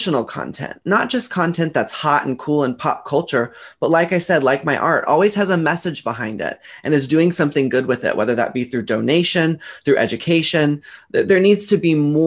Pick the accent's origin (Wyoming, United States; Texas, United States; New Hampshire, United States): Texas, United States; Dallas; I grew up in Dallas, Texas